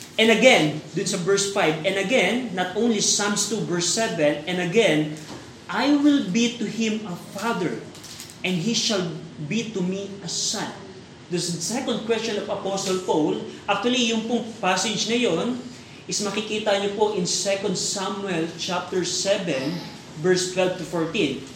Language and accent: Tagalog; Philippines; tayo bilang Pilipino